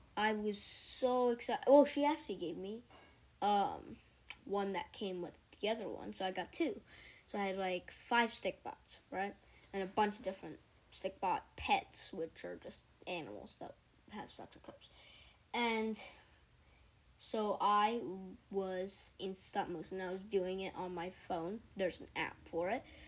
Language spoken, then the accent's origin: English; California, United States; I'm 11 years old, and yeah, I'm from California.